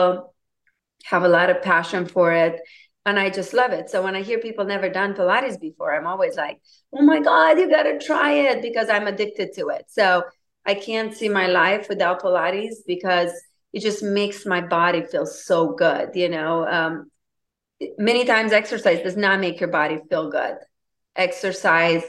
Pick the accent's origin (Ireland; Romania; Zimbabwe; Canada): Romania; English is a second language; moved away as an adult; now in United States; I'm originally from Romania. I moved in United States in 2002 at the age of 21.